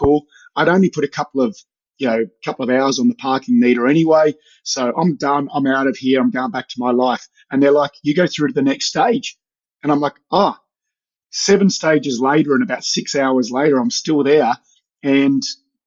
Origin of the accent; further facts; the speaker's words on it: Melbourne, Victoria, Australia; also born or lived in Sydney; now in Hobart, Australia; I was a Melbourne boy. I grew up in Melbourne, so coming to Hobart wasn't much of a difference